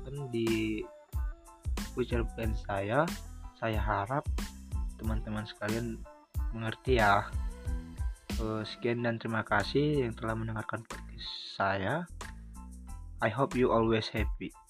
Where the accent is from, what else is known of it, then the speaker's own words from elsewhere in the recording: Samosir, North Sumatra, Indonesia; saya berasal dari Samosir